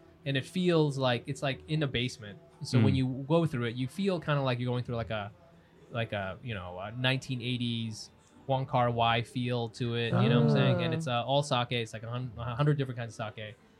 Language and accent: English; New York, United States; as a New Yorker